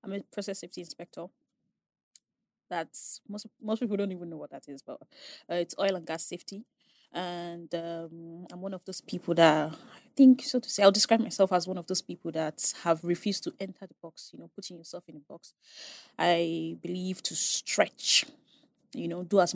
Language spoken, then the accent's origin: English; Asaba, Delta, Nigeria; I was raised in Asaba